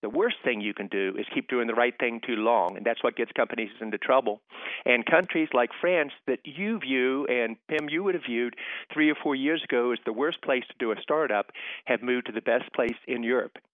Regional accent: West Virginia, United States; moved away; also born or lived in Boston; my home state of West Virginia

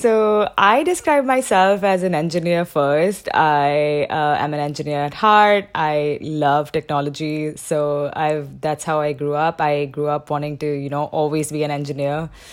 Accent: Mumbai, Maharashtra, India; moved away as an adult; also born or lived in Shanghai, China; I was born and raised in Mumbai

